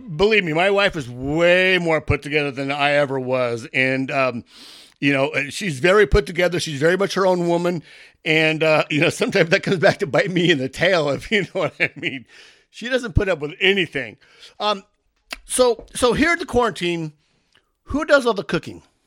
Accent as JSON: {"language": "English", "town": "San Diego", "region": "California", "country": "United States", "tie": "born or raised there", "said": "born and raised in San Diego"}